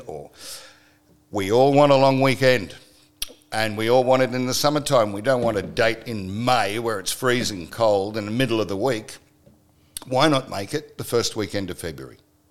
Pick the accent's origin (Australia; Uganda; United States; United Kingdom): Australia; Saturday, we celebrate being Australian. Sunday, we come home. Now, that happens all over the country, and there's no tie back to any ancestral thing, any historical thing, anything other than being Australian.